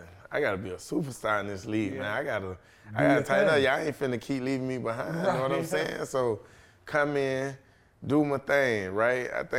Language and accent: English; Florida, United States; I'm from Florida.